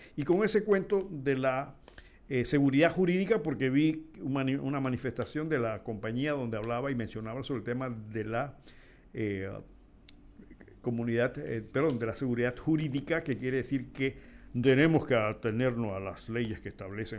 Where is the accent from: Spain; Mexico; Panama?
Panama; La Chorrera, Panamá Oeste; mi pueblo donde la chorrera